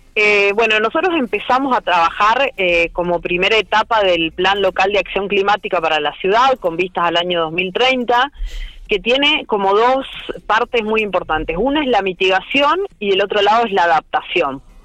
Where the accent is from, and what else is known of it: Argentina